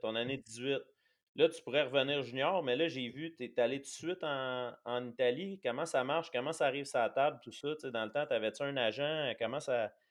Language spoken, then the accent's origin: French; Quebec, Canada; on est québécois